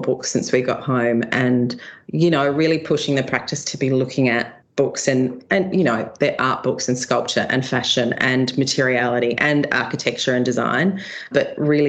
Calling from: Sydney, New South Wales, Australia; I'm at home in Sydney in Randwick, so leafy Randwick, just up from the beaches

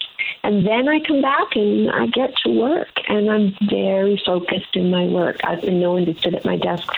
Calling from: Toronto, Ontario, Canada; I am in Toronto, and I can't wait for you to come down and visit

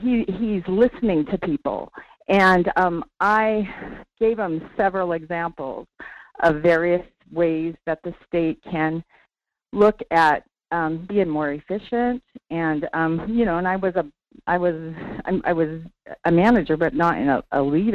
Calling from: Sterling, Alaska, United States; calling from Sterling.

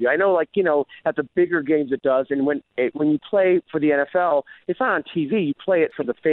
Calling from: Las Vegas, Nevada, United States; I'm in Vegas right now. I have a couple a week week and a half off before I go back out with QR

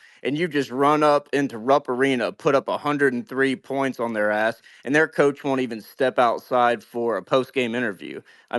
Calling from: St. Louis, Missouri, United States; I'm calling you from St. Louis, Missouri

